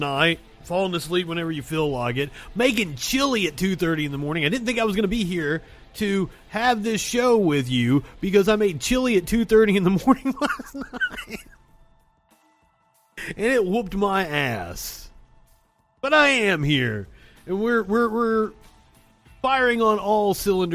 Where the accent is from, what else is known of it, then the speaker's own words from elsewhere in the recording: United States; I'm American